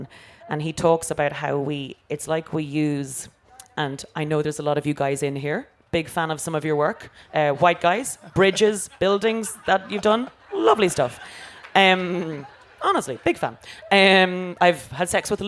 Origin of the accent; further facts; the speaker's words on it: Ireland; growing up in Ireland, it was so monocultural